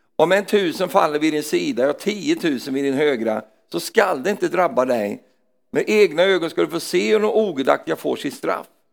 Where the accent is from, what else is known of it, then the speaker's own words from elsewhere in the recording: Sweden; jag är svensk